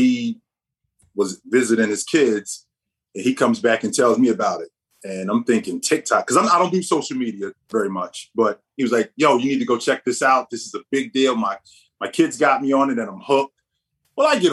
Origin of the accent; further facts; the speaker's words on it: Jersey City, New Jersey, United States; also born or lived in Vermont / Utah / Ireland; I'm born and raised in Jersey City. So I'm from Jersey.